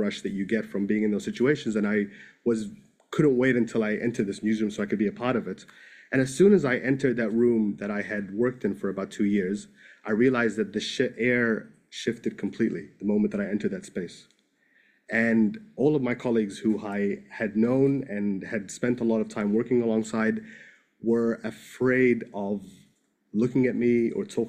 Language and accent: English; New Zealand; also born or lived in Egypt; I grew up in New Zealand. I was born in Egypt